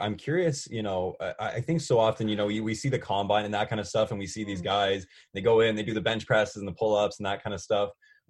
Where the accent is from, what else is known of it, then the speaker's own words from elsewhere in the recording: New Brunswick, Canada; I'm from New Brunswick. And so coming back here, has been just like this, the biggest breath of fresh air, being able to come home. Everything's just so much more low key here.